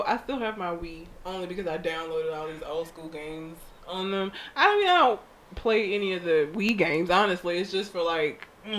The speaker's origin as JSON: {"language": "English", "town": "Talladega", "region": "Alabama", "country": "United States", "also_born_or_lived": "Montgomery", "moved": "yes", "said": "We're from Talladega."}